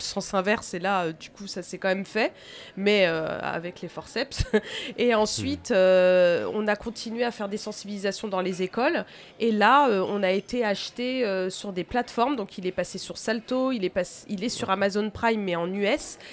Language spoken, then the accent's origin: French; Tours, Centre-Val de Loire, France; now in Angers, France; Je suis née à Tours